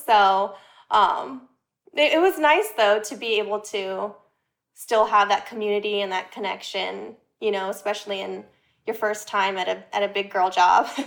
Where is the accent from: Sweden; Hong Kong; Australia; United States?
United States; Los Angeles, California; moved away as an adult; also born or lived in Orange County, California; now in New York City, United States; I grew up in L A area, went to school in Orange County